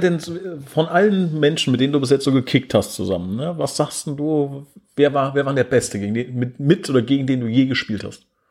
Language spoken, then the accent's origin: German; Oberbrechen, Hesse, Germany; in Oberbrechen, da wo ich herkomme